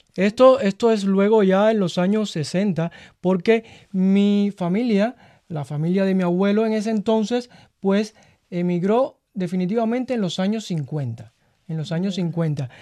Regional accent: Havana, Cuba; also born or lived in Guangdong (great-grandfather's origin); now in China; Yo soy de La Habana, capital de Cuba

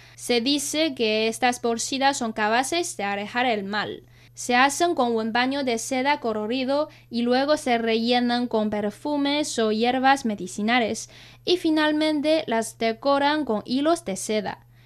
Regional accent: China; nosotros los chinos

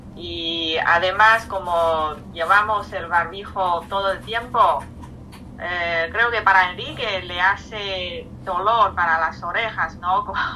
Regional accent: China; Spanish is a second language; moved away; llevo casi 14 meses sin volver a China

